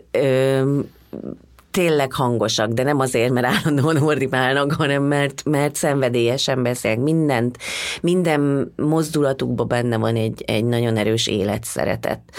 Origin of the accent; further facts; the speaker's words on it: Hungary; és mondom ezt magamra, mert én, én is magyar vagyok